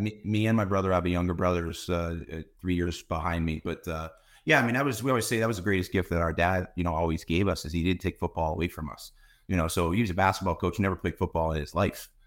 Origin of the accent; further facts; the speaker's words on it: Mifflinville, Pennsylvania, United States; now in Bethlehem, United States; I was born and raised in a, in a town called Mifflinville, Pennsylvania